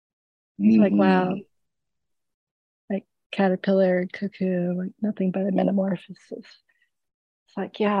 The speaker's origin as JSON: {"language": "English", "town": "New York City", "region": "New York", "country": "United States", "said": "I'm from New York City"}